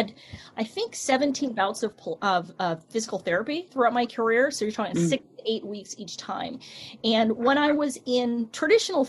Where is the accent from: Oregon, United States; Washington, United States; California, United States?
California, United States; moved away as an adult; also born or lived in New York; when I moved back home from New York to California